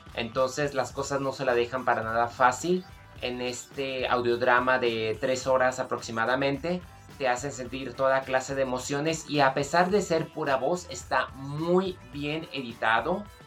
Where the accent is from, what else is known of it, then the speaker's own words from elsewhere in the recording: Mexico; nosotros que somos de México